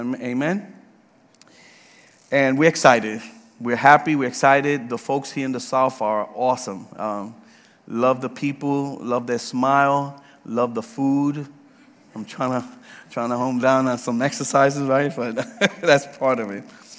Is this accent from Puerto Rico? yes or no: yes; Puerto Rico; now in Leesburg, United States; When we came from Puerto Rico to Georgia, we served at Hebron Baptist Church for 7 years with the Spanish ministry.